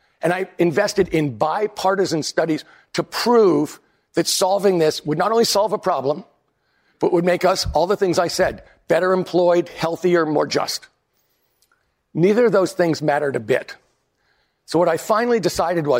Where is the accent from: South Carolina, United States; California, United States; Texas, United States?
California, United States; In California, I'm from California